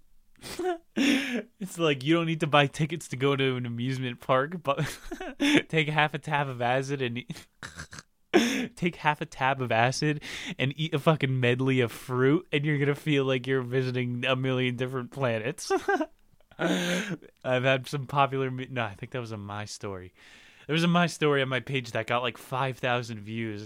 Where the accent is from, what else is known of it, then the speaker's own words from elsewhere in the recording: New Jersey, United States; I'm from Jersey